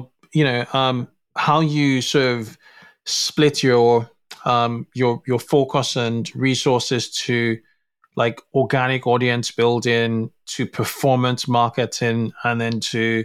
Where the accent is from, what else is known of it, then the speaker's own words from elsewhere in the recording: Nigeria; moved away; I'm originally from Nigeria